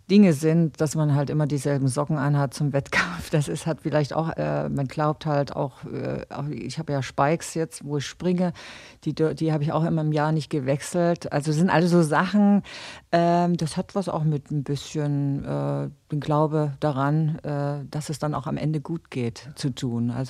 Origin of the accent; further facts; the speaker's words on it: Gera, Thuringia, Germany; Also Gera muss man sagen, ist meine Heimatstadt. Da bin ich groß geworden